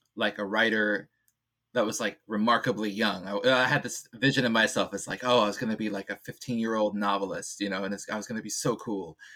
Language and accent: English; Bay Area, California, United States; moved away; also born or lived in Illinois; I grew up in the Bay Area